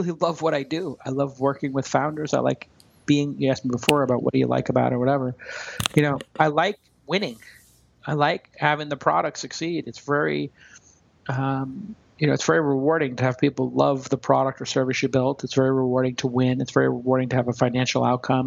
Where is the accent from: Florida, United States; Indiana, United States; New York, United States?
New York, United States; New York City; I grew up in Brooklyn